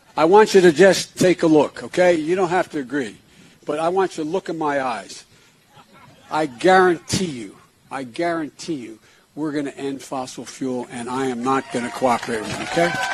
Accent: California, United States; my home state of California

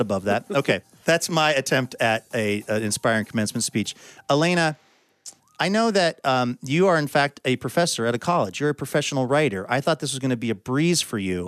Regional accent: Seattle, Washington, United States; graduating from Nathan Hale High School in Seattle, Washington

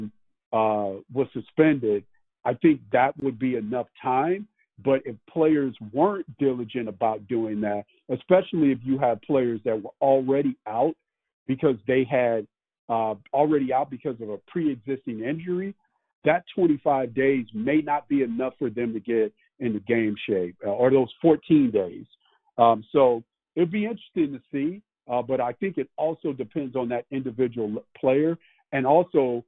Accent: Southern California, United States; also born or lived in Chicago; growing up in Southern California

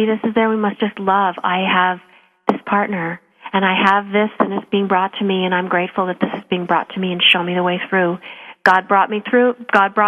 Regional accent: Calgary, Alberta, Canada; I'm from Calgary

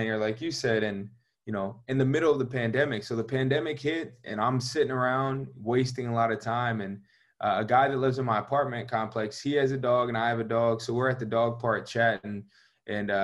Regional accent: Georgia, United States; moved away; I'm from Georgia

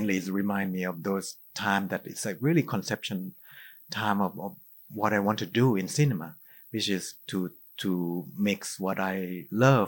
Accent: Thailand; growing up in Thailand, you know, we have belief in spirit

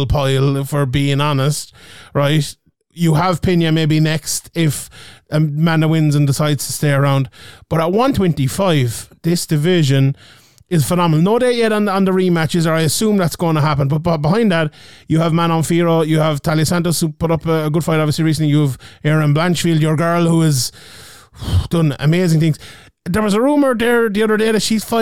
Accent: Ireland; we're Irish

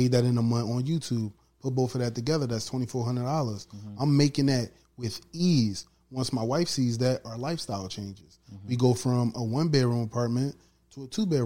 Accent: Chester, Pennsylvania, United States; Chester. I'm from Chester

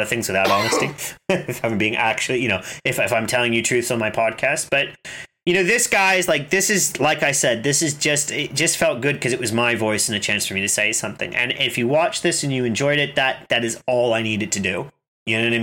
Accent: United States; moved away; I'm American

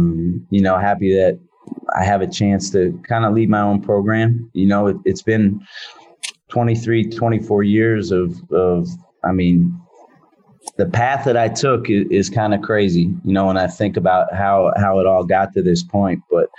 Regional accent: Philadelphia, Pennsylvania, United States; now in San Francisco, United States; growing up in Philadelphia, I appreciate and love everything about being in a metropolitan area.

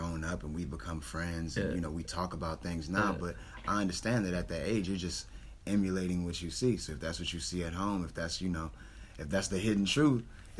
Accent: New Orleans, Louisiana, United States; I'm from Holly Grove. My grandma raised me.

